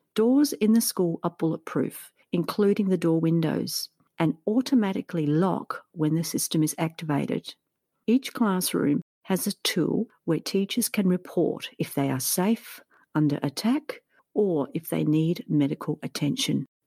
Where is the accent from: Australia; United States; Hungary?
Australia; As I'm from Australia